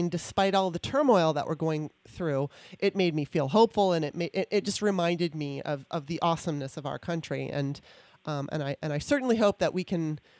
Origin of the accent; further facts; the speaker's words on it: California, United States; moved away as an adult; also born or lived in Maryland; now in D.C. area, United States; I was from Maryland, moved out to California when I was 9 in 77, and then moved back to the D.C. area in 2018.